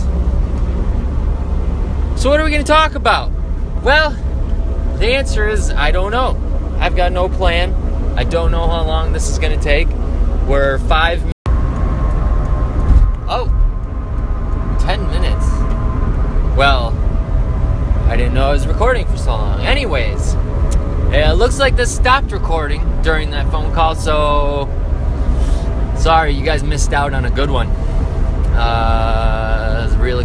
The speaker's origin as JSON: {"language": "English", "area": "north of Chicago", "region": "Illinois", "country": "United States", "moved": "yes", "lives_now": "Texas, United States", "said": "I'm originally from Illinois, a little north of Chicago"}